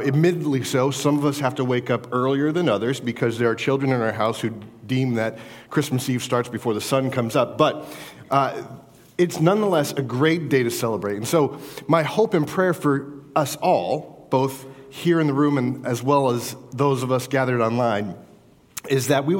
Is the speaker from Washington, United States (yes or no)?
no; New York, United States; also born or lived in West Warwick, Rhode Island / Shelton; I was born in West Warwick, Rhode Island in 1980 in December. I grew up living in Shelton for a few years before my family moved to upstate New York.